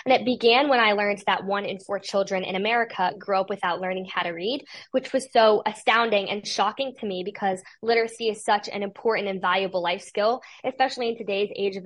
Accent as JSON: {"language": "English", "town": "Radnor", "region": "Pennsylvania", "country": "United States", "said": "I am from Radnor, Pennsylvania, so outside of Philadelphia"}